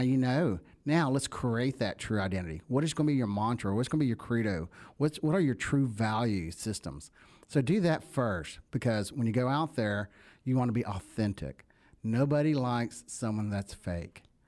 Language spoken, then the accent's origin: English; the South, United States; accent: country; you can hear my accent. I'm, I'm country. I'm a country kid